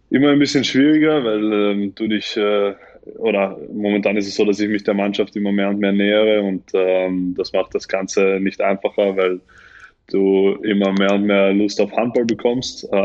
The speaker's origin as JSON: {"language": "German", "country": "Tunisia", "tie": "born there", "said": "Ja, also ich bin, ich bin, ich bin ja nur in Tunesien geboren. Das ist das Einzige, was, also, was mich mit Tunesien verbindet."}